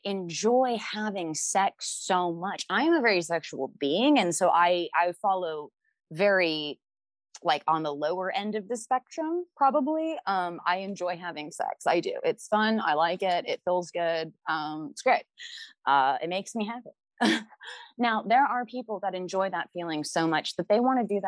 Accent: the Bible Belt, United States; I grew up in the Bible Belt

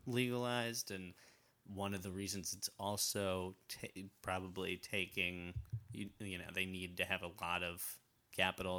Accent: Massachusetts, United States; I grew up in Massachusetts

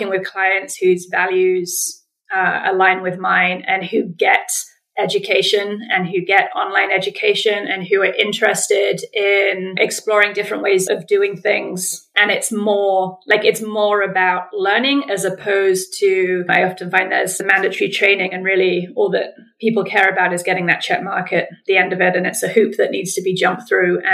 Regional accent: England, United Kingdom; accent: English; moved away as an adult; also born or lived in United States / Ottawa, Canada; I'm English, if you can pick up on the accent

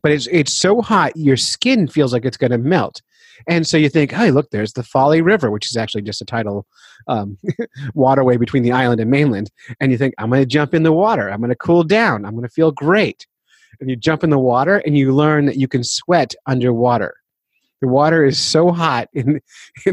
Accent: New Jersey, United States; I grew up in New Jersey

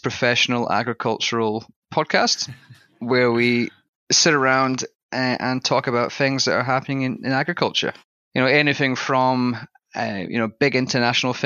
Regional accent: southwest Scotland, United Kingdom; accent: Scottish; moved away as an adult; my accent is slightly different in that I've got a little bit of a Scottish tang there. And basically, I come from a small town in southwest Scotland.

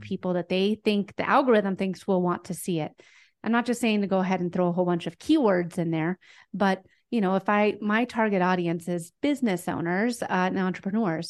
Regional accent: Denver, Colorado, United States; I'm from Denver, Colorado.

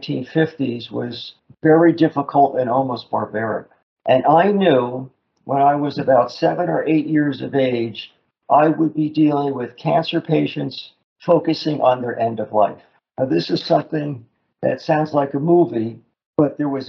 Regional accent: Newark, New Jersey, United States; I grew up in Newark, New Jersey, across the Hudson River from Manhattan

